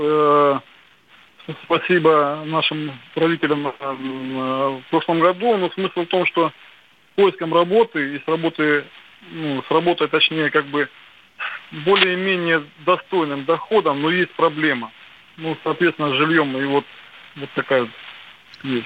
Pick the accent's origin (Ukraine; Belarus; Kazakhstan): Ukraine; Donbas; moved away; also born or lived in Lipetsk Oblast; я сам из Донбасса